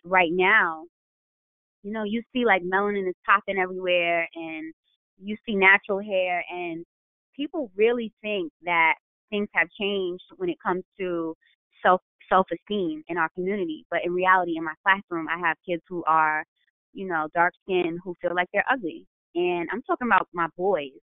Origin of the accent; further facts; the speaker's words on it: New York, United States; I'm from New York